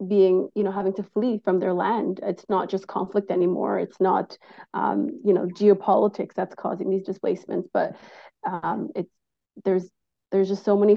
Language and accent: English; Canada; we as the Canadian public